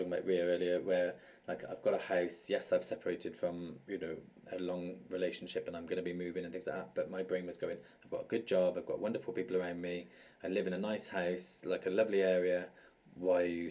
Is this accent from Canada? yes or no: no; United Kingdom; as Brits